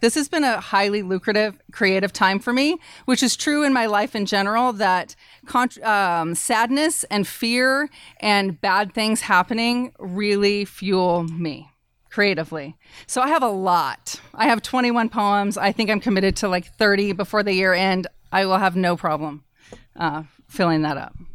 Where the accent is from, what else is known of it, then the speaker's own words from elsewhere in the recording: Idaho, United States; as a woman in, growing up in Idaho and as a feminist